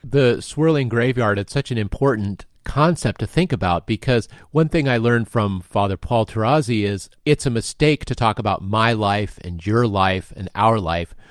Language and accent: English; United States; as an American of the twenty-first century